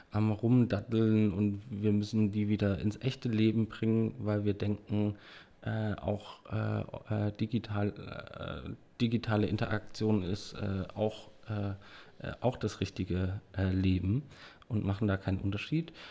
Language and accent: German; Dresden, Saxony, Germany